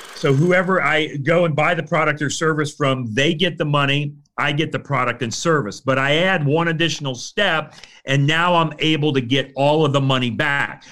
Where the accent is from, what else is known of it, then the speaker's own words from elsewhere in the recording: Fort Myers, Florida, United States; also born or lived in Saint Louis / Port Orange, Florida; I grew up in Florida. I grew up on the west coast of Florida, over in the Fort Myers, Cape Coral area